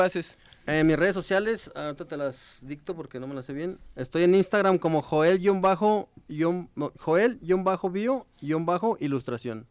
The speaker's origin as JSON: {"language": "Spanish", "town": "Guadalajara", "region": "Jalisco", "country": "Mexico", "said": "Yo soy biólogo, soy aquí de Guadalajara, egresado de la UDG"}